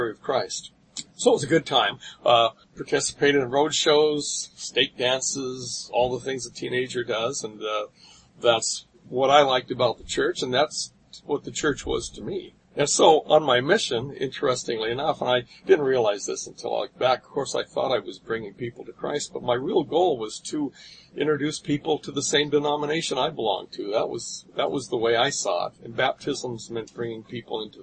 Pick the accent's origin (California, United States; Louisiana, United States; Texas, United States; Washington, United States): California, United States; Anaheim; also born or lived in Kailua, Hawaii; I was raised in the Anaheim First Ward most of my life. When I was 8, my father, who was a Marine, transferred to Hawaii, so we moved to Kailua Second Ward for 3 years and then back to Anaheim.